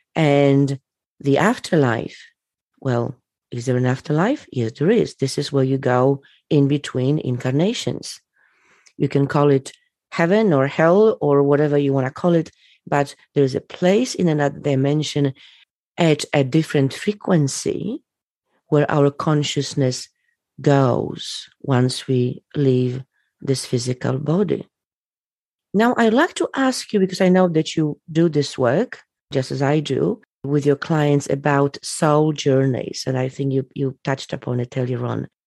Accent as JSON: {"language": "English", "country": "Poland", "tie": "born or raised there", "said": "I was born in Poland."}